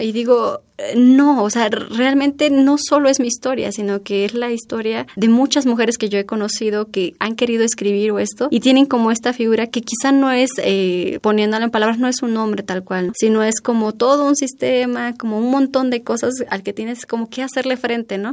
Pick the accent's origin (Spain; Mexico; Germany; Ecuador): Mexico; Oaxaca; como una oaxaqueña